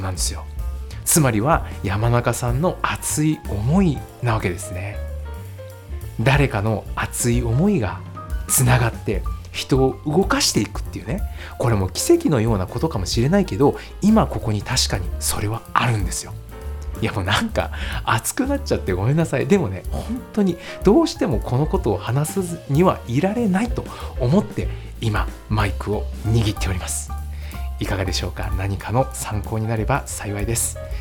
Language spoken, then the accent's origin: Japanese; Nagoya, Aichi, Japan; 私の地元のね、名古屋